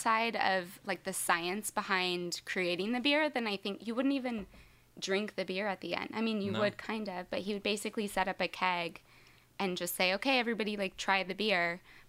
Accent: Lodi, California, United States; also born or lived in Seattle, Washington / Atwater, California / Stockton, California; I was born in just outside of Seattle in Washington. Then my family moved to Lodi in California, and I lived there until about 7th grade. And then I lived in Atwater, California, until just for high school. And then I moved back to Stockton, which is next to Lodi.

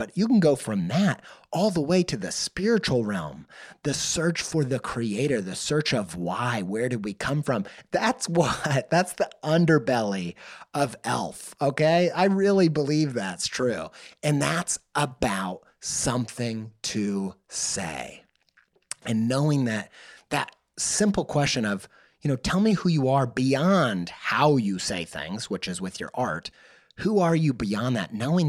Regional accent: Midwest, United States; I grew up in the Midwest Bible Belt, and we would hear these bands that were trying to connect with the youth

